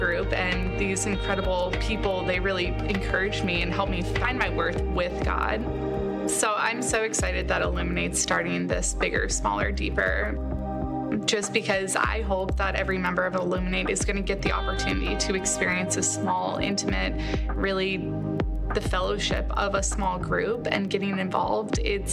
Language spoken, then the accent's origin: English; Scottsdale, Arizona, United States; I was born and raised here in Scottsdale